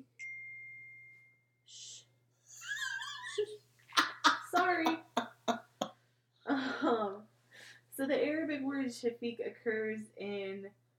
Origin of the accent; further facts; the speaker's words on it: Indiana, United States; I am from Indiana